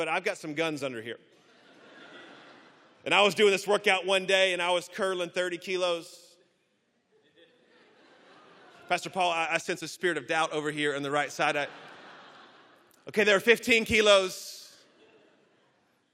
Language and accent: English; Birmingham, Alabama, United States; accent: Southern; now in Orlando, United States; I am from Orlando, Florida, originally from Birmingham, Alabama. You may hear the accent a little bit, a little slower in the South.